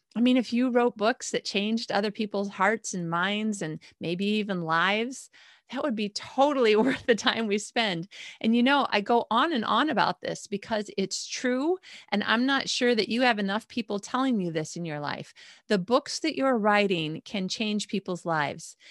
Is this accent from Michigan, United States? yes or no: yes; Michigan, United States; moved away as an adult; also born or lived in Indiana / Chicago; now in Malmö, Sweden; I've lived in Michigan my whole life. I was born in Indiana, then Chicago by the time I was five. We moved to Michigan, and I lived there until, uh, John and I got married